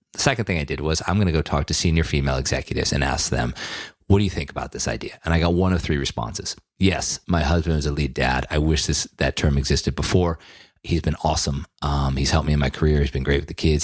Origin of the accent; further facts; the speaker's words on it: Western Massachusetts, United States; when I was a kid growing up in Western Massachusetts